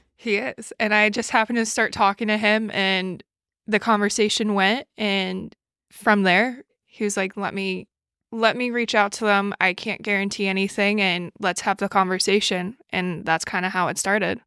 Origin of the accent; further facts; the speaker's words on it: New York City, New York, United States; moved away as an adult; also born or lived in Buffalo, New York; I grew up in New York City, and I lived in Buffalo